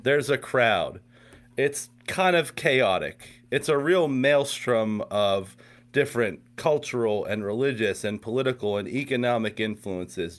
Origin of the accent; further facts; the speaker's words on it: Pittsburgh, Pennsylvania, United States; also born or lived in West Virginia; now in Morgantown, United States; I grew up in Pittsburgh, Pennsylvania, just south of Pittsburgh, actually.